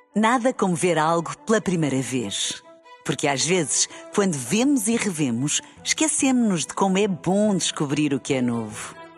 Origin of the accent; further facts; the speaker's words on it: Lisbon, Portugal; eu sou de Lisboa